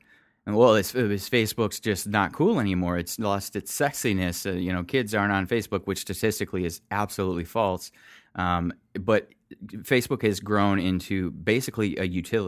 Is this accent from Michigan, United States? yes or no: yes; Michigan, United States; I grew up in Michigan.